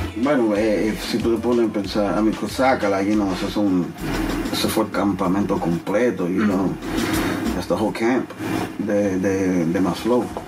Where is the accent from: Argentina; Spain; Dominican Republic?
Dominican Republic; yo soy dominicano